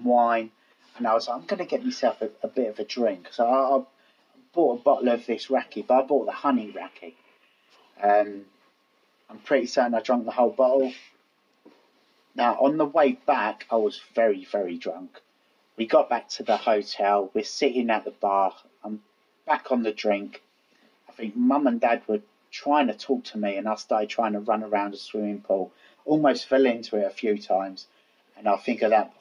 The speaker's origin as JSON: {"language": "English", "region": "London", "country": "United Kingdom", "accent": "Cockney", "said": "I've got a better Cockney accent, to be honest. it's not put on."}